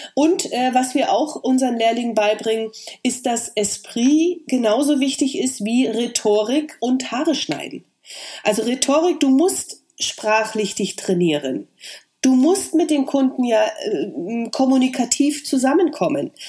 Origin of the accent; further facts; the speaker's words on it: East Germany, Germany; meine Unsicherheit als Ossi